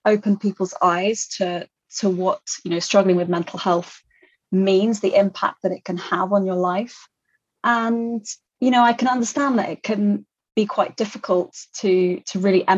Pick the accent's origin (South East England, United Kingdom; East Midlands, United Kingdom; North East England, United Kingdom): South East England, United Kingdom; Kent; also born or lived in London / France; So I was born in London, raised in Kent, so in the UK, but I am half French. So my mum is French. So I've spent a lot of time in France and went to school there for a couple of years.